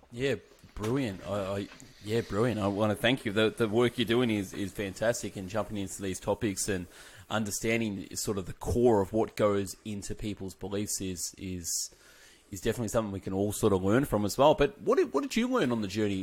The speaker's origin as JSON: {"language": "English", "town": "Melbourne", "region": "Victoria", "country": "Australia", "said": "I'm from Melbourne, Australia"}